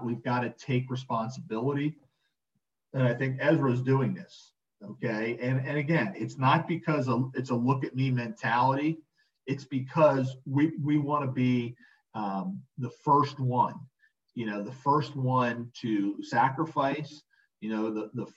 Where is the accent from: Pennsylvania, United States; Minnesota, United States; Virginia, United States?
Pennsylvania, United States; Philadelphia; also born or lived in Atlantic City, New Jersey; I grew up in Philly